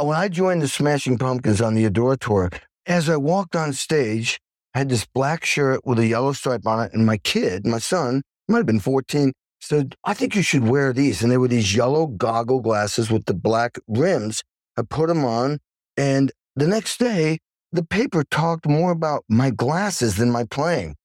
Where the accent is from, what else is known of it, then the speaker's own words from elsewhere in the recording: Stockbridge, Massachusetts, United States; I grew up in Stockbridge, Massachusetts